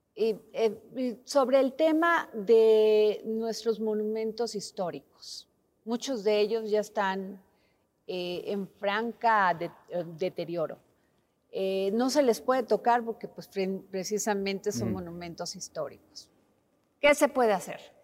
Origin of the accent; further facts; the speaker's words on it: Veracruz, Mexico; yo soy veracruzana